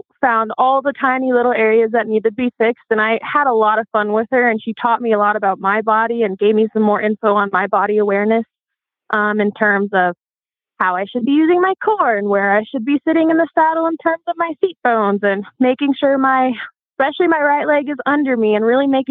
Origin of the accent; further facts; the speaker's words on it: Colorado, United States; also born or lived in Golden, Colorado; I am from Colorado. I'm from a little small town, but currently I'm up in Golden going to school for electrical engineering.